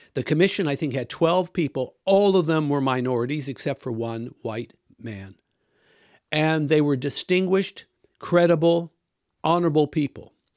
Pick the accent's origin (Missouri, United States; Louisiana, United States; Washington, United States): Washington, United States; moved away as an adult; also born or lived in Australia; now in United Kingdom; I grew up in the United States. In fact, I was born there. came to Christ there, did all my schooling there up to my undergraduate degree in the state of Washington.